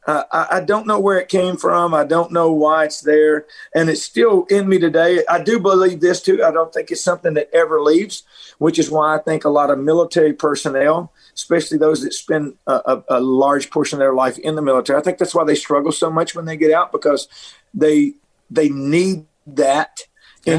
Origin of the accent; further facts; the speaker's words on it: Middle Tennessee, United States; moved away as an adult; also born or lived in Nashville, Tennessee; I grew up in Middle Tennessee. I was born in Nashville, so I grew up in a in a very rural area